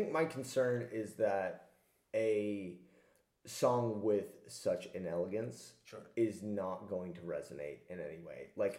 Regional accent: United States; as an American, the idea that someone could win and maybe not get all the popular vote is super alien to me

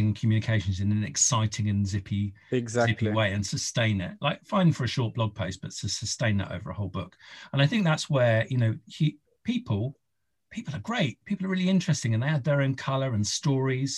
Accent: Isle of Wight, South East England, United Kingdom; I'm from the Isle of Wight

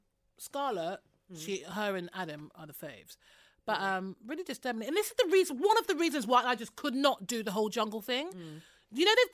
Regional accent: Middlesex, London, United Kingdom; I'm from Middlesex

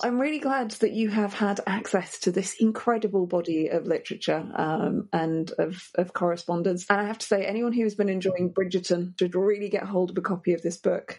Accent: Yorkshire and the Humber, United Kingdom; I grew up in Yorkshire

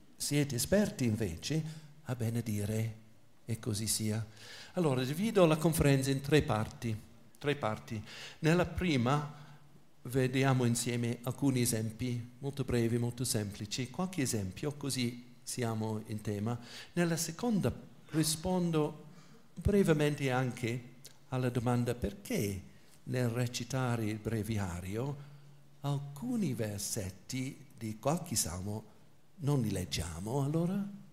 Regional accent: England, United Kingdom; Italian is a second language; moved away; sono inglese, quindi l'italiano non è la mia lingua materna

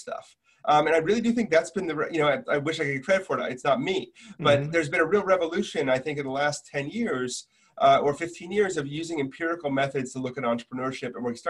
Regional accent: Milwaukee, Wisconsin, United States; I grew up in Milwaukee, Wisconsin

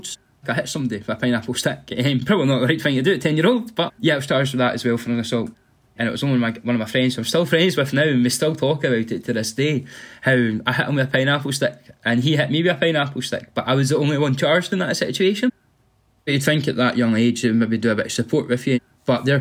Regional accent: Livingston, Scotland, United Kingdom; I'm from Livingston originally. Livingston's just a really nice place to be, a proper community-spirited sort of area. Everyone's here to help each other. Like, when I've been going to school here when I was younger and stuff, it's just a generally nice place to sort of grow up

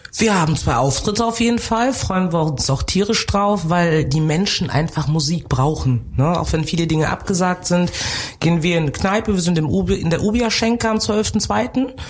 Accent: North Rhine-Westphalia, Germany; also born or lived in Cameroon / Bonn; now in Cologne, Germany; ich bin geboren in Kamerun, bin groß geworden im Rheinland

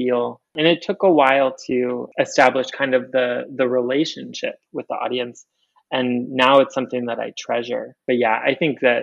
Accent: Michigan, United States; moved away as an adult; also born or lived in Chicago / Atlanta; now in New Orleans, United States; I was born in Michigan. I was brought up in a really rural sort of environment

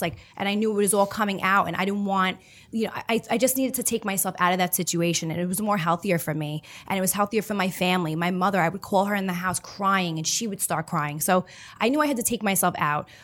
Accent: New York City, New York, United States; I'm born and raised on Staten Island

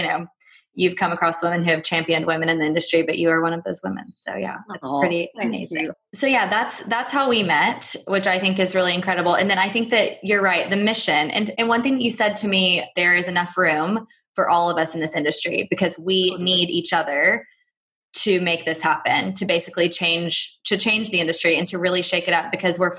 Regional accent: Texas, United States; also born or lived in Fulham, London; now in London, United Kingdom; I'm from Texas

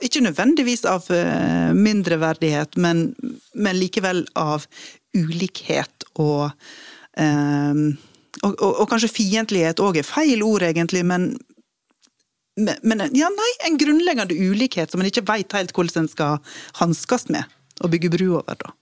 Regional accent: Western Norway, Vestland, Norway; jeg er vestlending

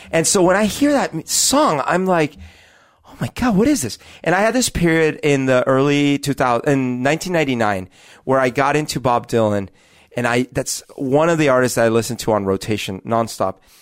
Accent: Colombia; now in Seattle, United States; when I was growing up in Colombia

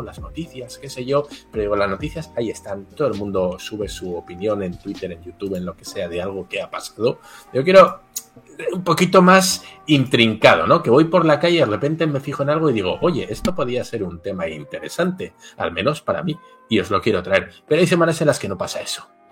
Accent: Basque Country, Spain; Yo soy del País Vasco, que está en el norte de España, en frontera con Francia

